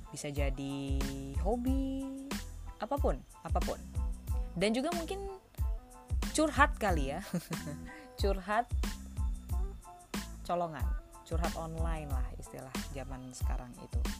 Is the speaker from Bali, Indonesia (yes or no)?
no; Medan, North Sumatra, Indonesia; moved away as an adult; Aku asalnya dari Medan, eh, lahir di kota Medan. Dari kecil di sana sampai SMA gitu. Nah, tapi pas kuliah aku kuliah di UI merantau ke Jakarta well enggak sih technically Jawa Barat sih karena di Depok kan UI yang di Depok